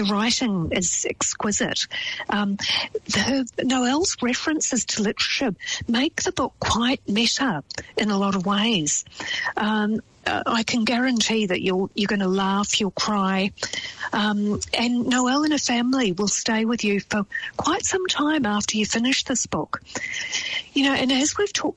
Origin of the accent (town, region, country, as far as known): New Zealand